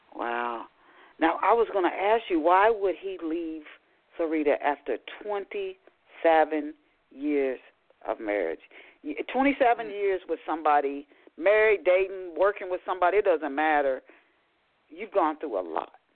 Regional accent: Ohio, United States; I'm from Ohio

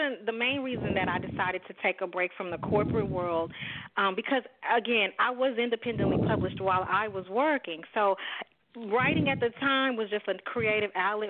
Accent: Dallas, Texas, United States; I'm from Dallas, Texas. I'm born and bred.

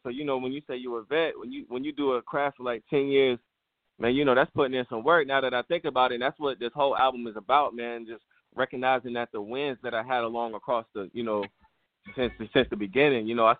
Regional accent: Florida, United States; also born or lived in Bethlehem / Virginia; man. I'm from Panhandle, Florida, man. Fort Walton Beach, you know, Panama City, Pensacola, that whole 850.

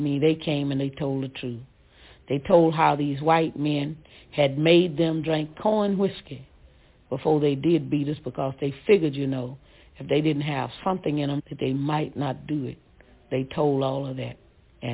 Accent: Ruleville, Mississippi, United States; I was from Ruval

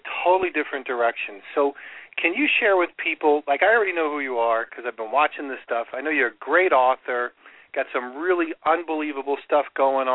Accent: Long Island, New York, United States; I grew up on Long Island and eventually worked in Queens

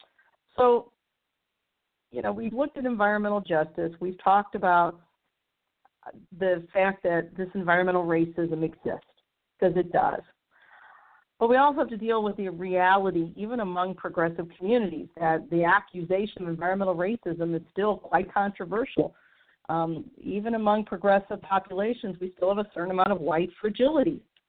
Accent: St. Louis, Missouri, United States; My hometown of St. Louis is a prime example.

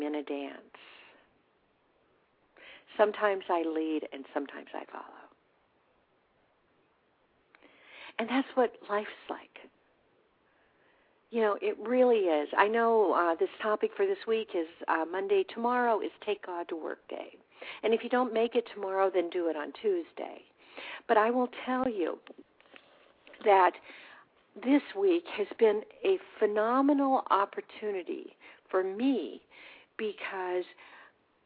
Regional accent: Whittier, California, United States; I grew up in Southern California in a town called Whittier

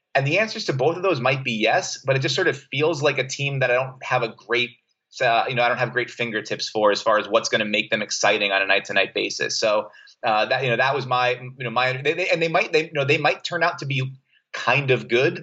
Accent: New York City, New York, United States; also born or lived in Brooklyn, New York / Boston; I was born in Brooklyn, New York. Grew up in Staten Island, New York

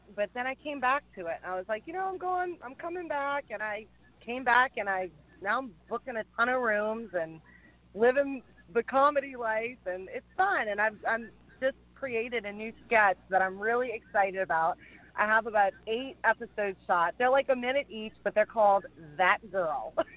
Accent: Louisiana, United States; accent: twang; moved away as an adult; now in California, United States; I'm from Louisiana originally

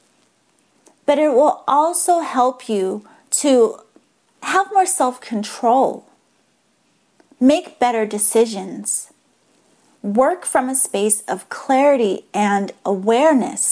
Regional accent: Massachusetts, United States; now in San Diego, United States; I grew up in Massachusetts

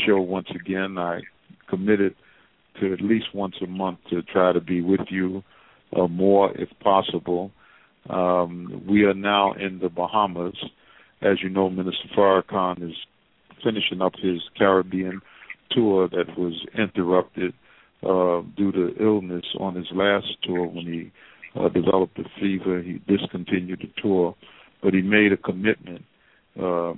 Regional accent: New York City, New York, United States; moved away; also born or lived in Africa; when I joined the Nation of Islam as a New Yorker

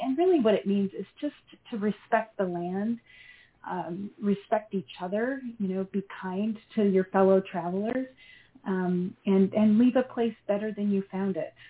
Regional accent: Idaho, United States; moved away as an adult; I'm actually from Idaho. Yeah, I was born and raised. I've lived in a few other places along the way, but just came back home

